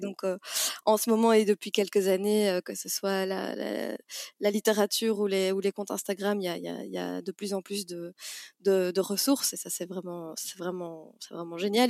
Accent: Namur, Wallonia, Belgium; now in Brussels, Belgium; la ville où j'ai grandi, à Namur

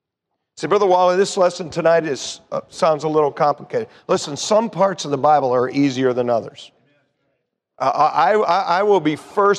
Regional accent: United States; American Christians

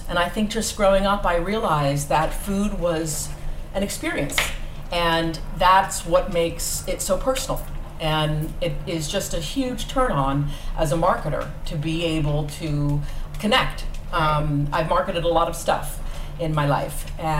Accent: Los Angeles, California, United States; I grew up in Los Angeles. And I was raised by my dad

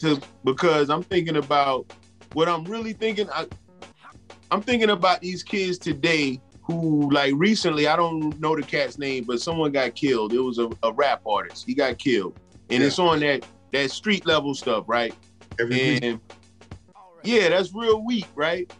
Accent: New York City, New York, United States; we're from the Bronx

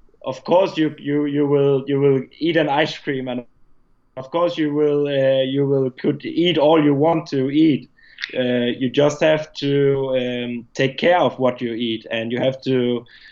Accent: Denmark; moved away; at that time I was still in my home country. I was in Denmark lived in Denmark

